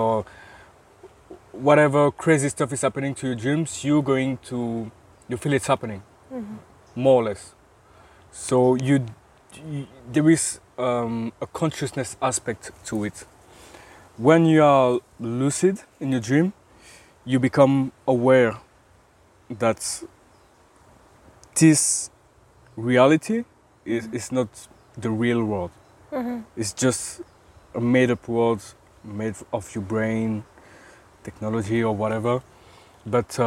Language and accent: English; Belgium; from Belgium